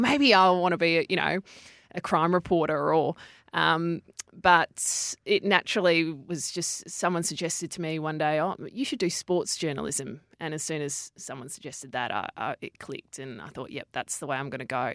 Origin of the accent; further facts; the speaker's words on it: Perth, Western Australia, Australia; I grew up in Perth, and I grew up in a very sporty family.